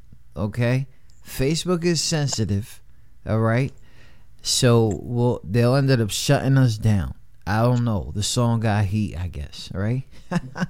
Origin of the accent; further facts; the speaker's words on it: New York City, New York, United States; growing up in New York, like in the city